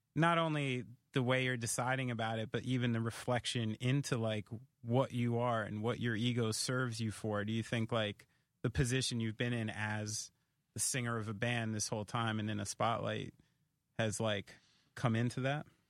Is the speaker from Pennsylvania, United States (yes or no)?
no; Somerville, New Jersey, United States; Central Jersey, Somerville